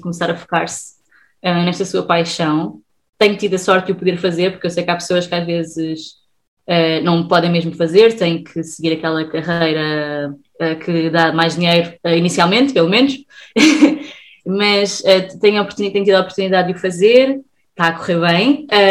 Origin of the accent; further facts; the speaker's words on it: Sesimbra, Setúbal, Portugal; eu sou de Sesimbra